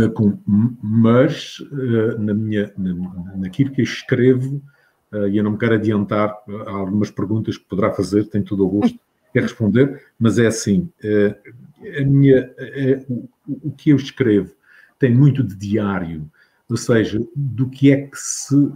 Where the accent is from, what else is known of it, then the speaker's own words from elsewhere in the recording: Capelas, Azores, Portugal; now in United States; nas capelas onde eu nasci